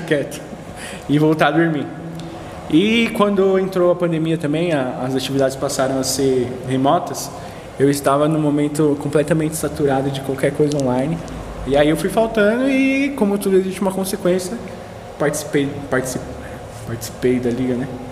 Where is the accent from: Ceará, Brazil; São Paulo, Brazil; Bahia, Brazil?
São Paulo, Brazil; E eu sou do Jabaquara